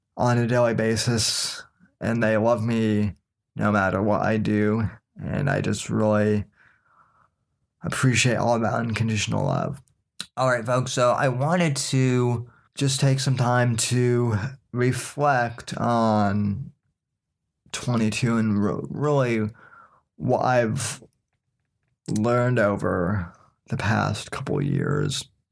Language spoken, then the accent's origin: English; Denver, Colorado, United States; moved away as an adult; now in Florida, United States; I was born and raised in Denver, Colorado, and lived there pretty much my whole entire life until the age of eighteen